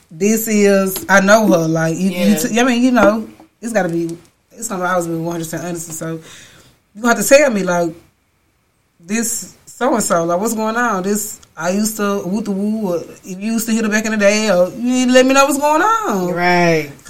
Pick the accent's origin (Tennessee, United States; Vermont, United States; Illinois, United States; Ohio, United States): Tennessee, United States; Chattanooga; I'm from Chattanooga.